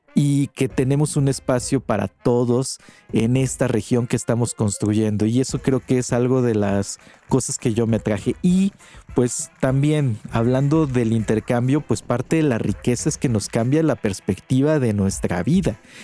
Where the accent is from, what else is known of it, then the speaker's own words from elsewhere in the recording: Mexico; tenemos como mexicanos